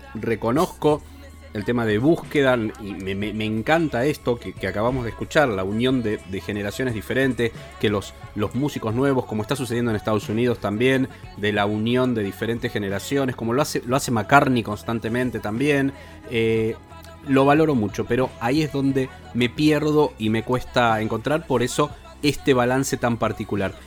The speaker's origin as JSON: {"language": "Spanish", "country": "Argentina", "said": "nosotros como argentinos"}